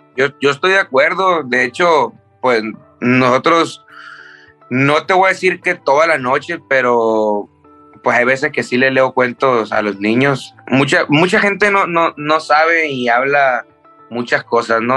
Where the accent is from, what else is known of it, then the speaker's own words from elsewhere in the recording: Tijuana, Baja California, Mexico; also born or lived in Culiacán; desde los seis yo crecí en, Tijuana